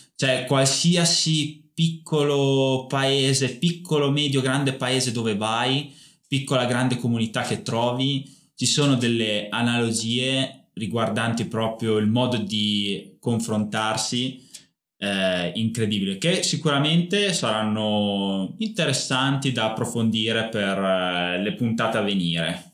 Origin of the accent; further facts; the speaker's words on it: Bedonia, Emilia-Romagna, Italy; accent: Emilian; il dialetto comunque de, de, degli abitanti del mio paese, cioè Bedonia, provincia appunto di Parma, Valtaro, è molto più simile al ligure, al genovese piuttosto che al parmigiano